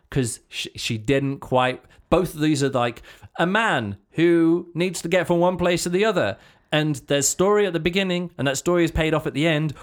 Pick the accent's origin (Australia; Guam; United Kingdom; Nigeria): United Kingdom; as a British, uh, kid, this is what I grew up, this is the kind of poetry I grew up